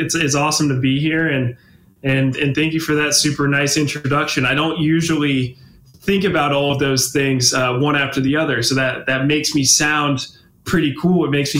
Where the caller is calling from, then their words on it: Oakland, California, United States; Yeah, so I'm in Oakland, California. So I still do my training out of Cal Berkeley.